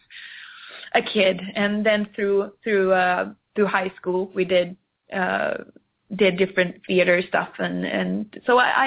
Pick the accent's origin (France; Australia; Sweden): Sweden; Gothenburg, Västra Götaland; English is a second language; moved away as an adult; now in Stockholm, Sweden; I grew up in Gothenburg, which is on the opposite side of Sweden, on the west side